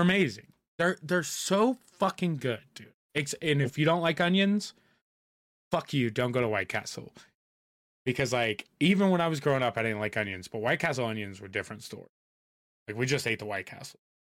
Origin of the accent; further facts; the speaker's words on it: Indiana, United States; moved away; I grew up in Indiana